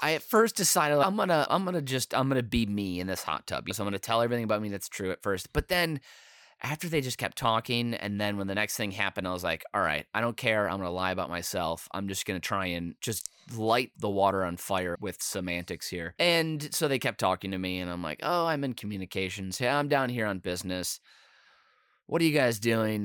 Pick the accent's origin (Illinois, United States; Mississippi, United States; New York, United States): Illinois, United States; Chicago; i was from chicago